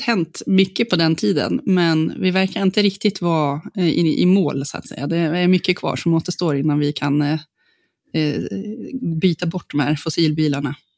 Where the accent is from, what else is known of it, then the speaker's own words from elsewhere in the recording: Gotland, Sweden; på Gotland där jag är född